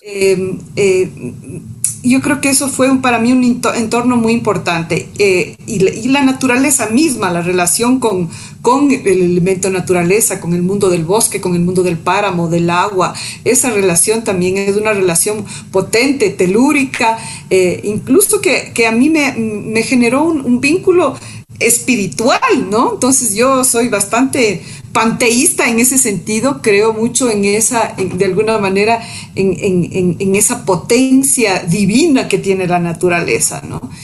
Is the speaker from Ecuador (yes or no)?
yes; Machachi, Pichincha, Ecuador; also born or lived in Quito; nací en Quito, en, la Mama Cuchara, ahí quedaba la clínica Pasteur, soy ocho prematura. Em, y bueno, luego ya me fui a vivir en, el campo, vivimos en Machachi, eh, y mis primeros años de infancia fueron ahí